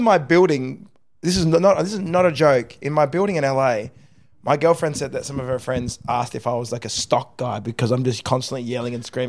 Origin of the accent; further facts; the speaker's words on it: Australia; now in United States; Like I'm an Australian, but I don't. I don't feel like I live here anymore. I've kind of my first few years in America.